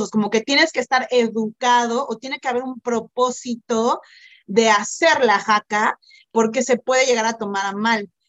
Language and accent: Spanish; Singapore; now in New Zealand; mi familia es de China y, yo soy de Singapur, etcétera, etcétera.